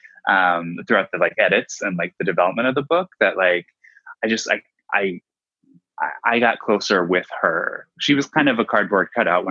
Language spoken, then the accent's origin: English; Dayton, Ohio, United States; moved away; I'm from Ohio originally. So I think it's just in my blood. Yeah, I'm from Dayton